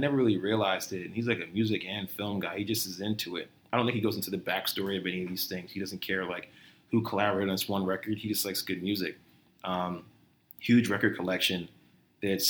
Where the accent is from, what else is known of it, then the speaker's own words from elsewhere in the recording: Somerset, New Jersey, United States; I grew up in Somerset, New Jersey.